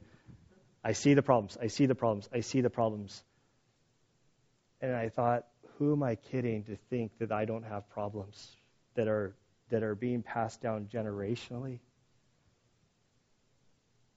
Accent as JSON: {"language": "English", "town": "San Diego", "region": "California", "country": "United States", "tie": "born or raised there", "said": "I grew up in San Diego"}